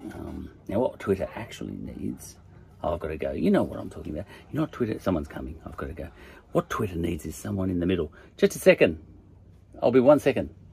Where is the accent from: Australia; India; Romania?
Australia; accent: Aussie; my Aussie accent